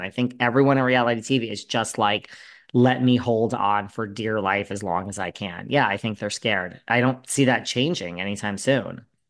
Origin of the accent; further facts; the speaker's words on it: New York, United States; also born or lived in Los Angeles; I split my time between New York and LA, but I am a hardcore New Yorker